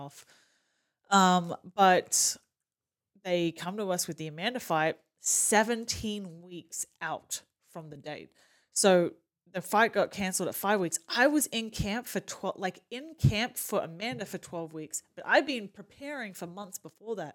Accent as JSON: {"language": "English", "country": "Australia", "accent": "Australian", "moved": "as an adult", "lives_now": "Kansas City, United States", "said": "by the accent, I'm Australian"}